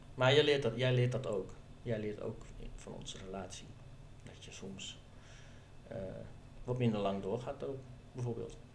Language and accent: Dutch; northern Netherlands, Netherlands; Ik kom ook uit het noorden van het land